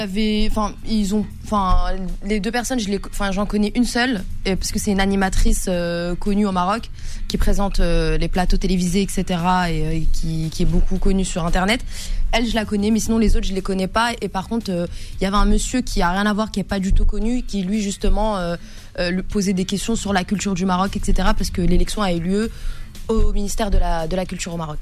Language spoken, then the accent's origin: French; France; also born or lived in Casablanca, Morocco (family origin); je vis en France, j'ai grandi en France